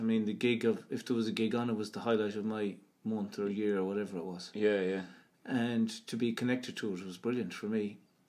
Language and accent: English; Tuam, Connacht, Ireland; also born or lived in Galway / Clonbur; I grew up here in this house. My father's father bought it here in Tuam, and I've been living in it most of my life, except for a few years in Galway.